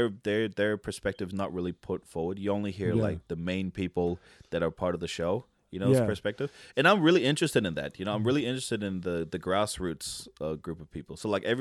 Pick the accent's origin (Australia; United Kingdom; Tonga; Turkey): Tonga; But I fully identify as Tongan, and I grew up in Tonga for a majority of my life.